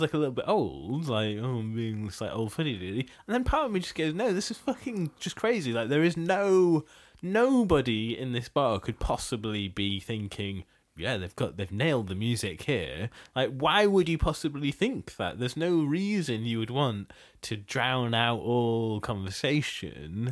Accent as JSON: {"language": "English", "country": "Bangladesh", "moved": "yes", "said": "I'm originally from Bangladesh"}